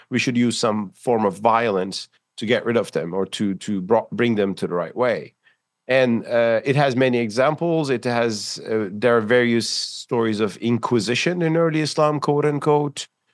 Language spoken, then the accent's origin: English; Istanbul, Turkey; in Istanbul, my hometown